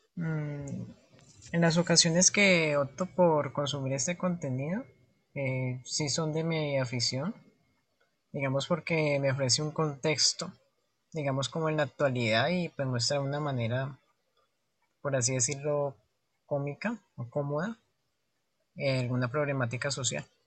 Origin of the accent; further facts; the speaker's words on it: Cali, Valle del Cauca, Colombia; me identifico como caleño y como parte de las culturas, de la cultura y la costumbre propia de esta región de Colombia